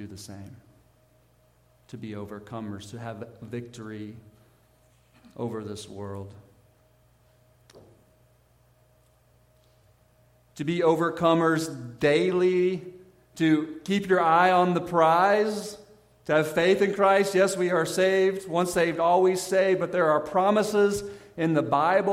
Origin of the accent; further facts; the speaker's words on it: Southern Missouri, United States; I grew up in Southern Missouri.